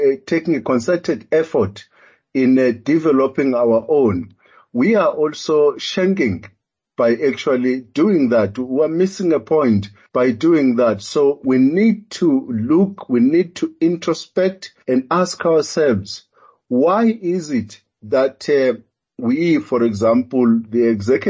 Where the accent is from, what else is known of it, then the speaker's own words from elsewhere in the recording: KwaZulu-Natal, South Africa; also born or lived in New Zealand; now in Gauteng, South Africa; I grew up in KwaZulu-Natal and now living in Gauteng